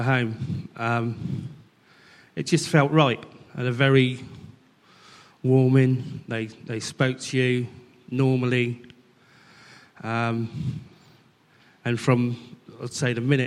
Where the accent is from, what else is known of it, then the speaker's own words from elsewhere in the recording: Alton, South East England, United Kingdom; I grew up in Alton, and I've been in there, been in Alton most of my life.